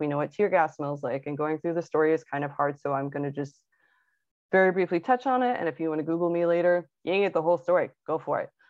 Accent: Akron, Ohio, United States; moved away as an adult; also born or lived in Lemoore, California / Colorado; I was born in Akron, Ohio, the hometown

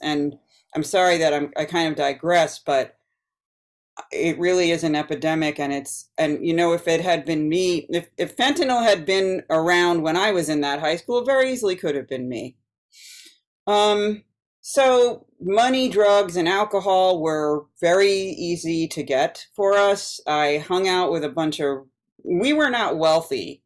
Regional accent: East Coast, United States; I grew up on the East Coast

